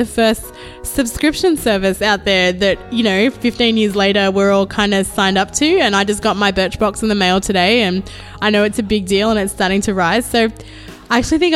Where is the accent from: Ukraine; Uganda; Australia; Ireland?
Australia; Sydney, New South Wales; moved away as an adult; also born or lived in Malaysia; now in Philadelphia, United States; I was born in Malaysia, actually, which is in Southeast Asia. Mm-hmm. We moved to Australia when I was three, so I don't really remember a lot of the Malaysia part of my upbringing, but my family moved to Sydney as immigrants